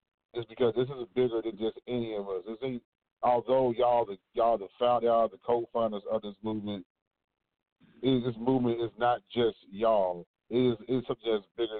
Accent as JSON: {"language": "English", "town": "Fort Worth", "region": "Texas", "country": "United States", "tie": "born or raised there", "said": "We said we was from the South Side."}